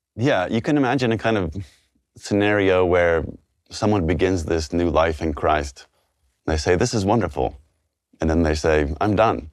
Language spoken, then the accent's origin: English; Texas, United States